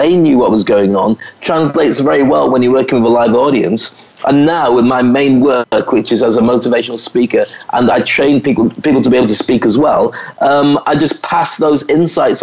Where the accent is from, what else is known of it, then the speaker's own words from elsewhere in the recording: United Kingdom; moved away as an adult; also born or lived in Scotland / England; now in Dubai, United Arab Emirates; I was a black kid or a mixed race kid growing up in Scotland and then in England